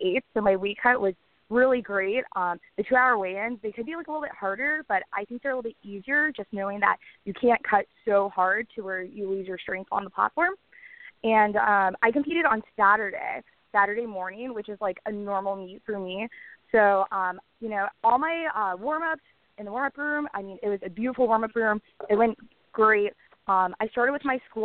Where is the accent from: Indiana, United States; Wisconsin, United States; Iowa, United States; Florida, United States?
Florida, United States; Orlando; Orlando next year, which is my hometown